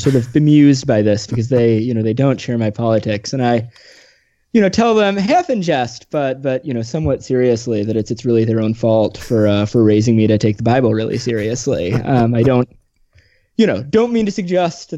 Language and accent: English; Midwest, United States; I grew up in the Midwest